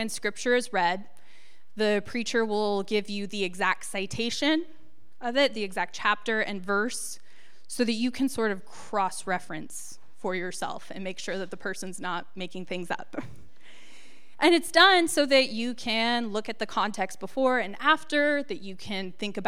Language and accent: English; Encinitas, California, United States; I grew up in Encinitas, which is a little surf town